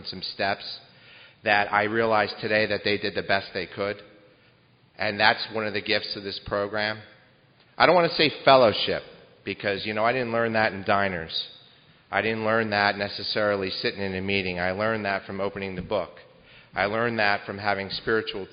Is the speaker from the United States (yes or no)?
yes; Howell, New Jersey, United States; I'm from Howell, which is somewhere between Great Adventure and Belmar, New Jersey